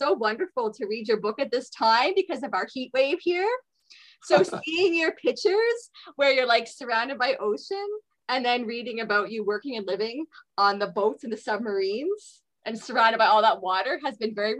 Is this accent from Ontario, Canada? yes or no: no; Sydney, Nova Scotia, Canada; also born or lived in Halifax; now in Alberta, Canada; And then I grew up in Sydney. Dad's still in Sydney.